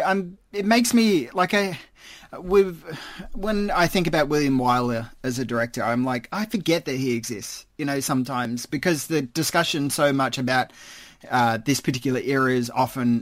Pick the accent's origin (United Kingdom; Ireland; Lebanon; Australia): Australia; as an Australian